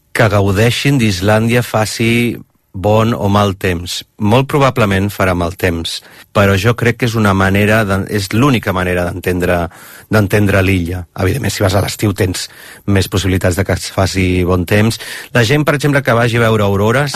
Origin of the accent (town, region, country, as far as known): Barcelona, Catalonia, Spain; born or raised there; moved away as an adult; now in Iceland